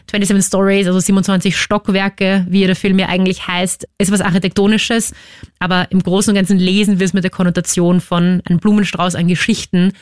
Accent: Vienna, Austria; ich bin aufgewachsen im C-Block, also ganz hinten, auf Stiege 4

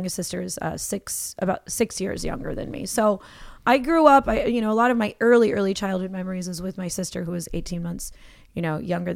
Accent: New Jersey, United States; also born or lived in Los Angeles; now in Brooklyn, United States; I grew up in New Jersey. I grew up in New Jersey.

